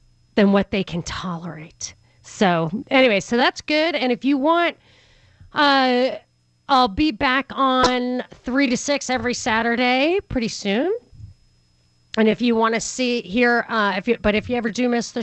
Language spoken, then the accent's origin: English; New York, United States; I'm from New York